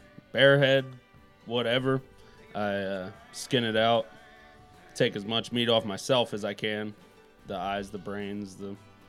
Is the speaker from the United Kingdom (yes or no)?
no; Fredonia, Pennsylvania, United States; I'm from Fredonia.